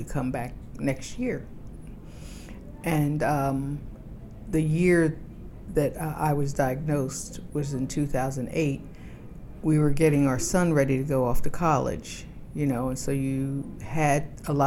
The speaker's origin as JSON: {"language": "English", "region": "New Jersey", "country": "United States", "moved": "as an adult", "lives_now": "Washington, D.C., United States", "said": "I've lived in D.C. for about 32 years. I come from New Jersey"}